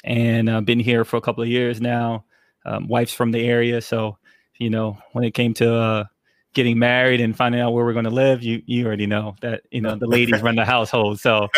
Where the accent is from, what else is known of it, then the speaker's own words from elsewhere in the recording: New York City, New York, United States; also born or lived in Germany / San Antonio / North Carolina; So San Antonio, North Carolina, and then also we ended up settling in New York City, and where I learned a lot in Brooklyn.